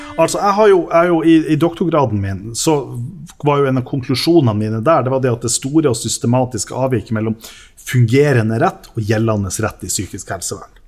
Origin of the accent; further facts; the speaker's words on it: Lofoten, Nordland, Norway; also born or lived in Tysfjord / Vesterålen; Vi har vokst opp med en identitet om at mm. vi er nå fra Lofoten